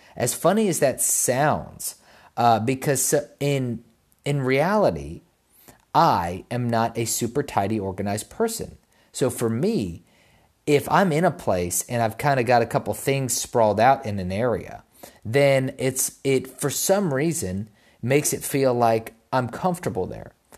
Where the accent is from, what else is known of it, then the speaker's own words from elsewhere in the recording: United States; I was born in America